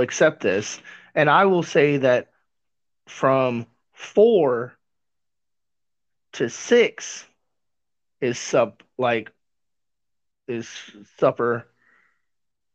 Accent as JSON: {"language": "English", "region": "Missouri", "country": "United States", "tie": "born or raised there", "said": "I was born in Missouri"}